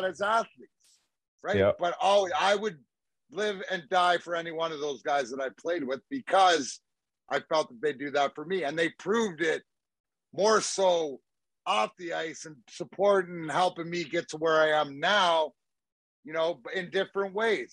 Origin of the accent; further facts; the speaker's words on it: Leamington, Ontario, Canada; I played my minor hockey for Leamington, right, which is my hometown